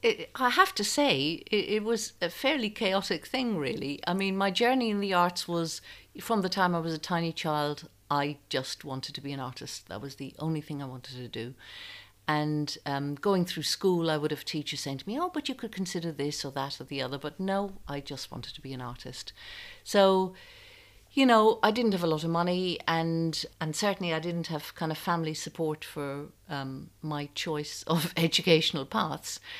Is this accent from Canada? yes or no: no; Ireland; moved away as an adult; also born or lived in France / London; I knew I had to leave Ireland because there were no opportunities and I had an unhappy home life